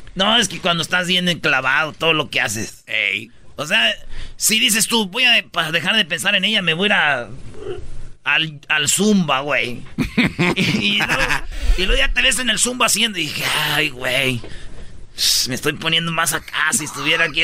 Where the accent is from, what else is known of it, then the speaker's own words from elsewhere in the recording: Michoacán, Mexico; Qué bonito es mi estado, Michoacán. Que viva mi tierra, Michoacán.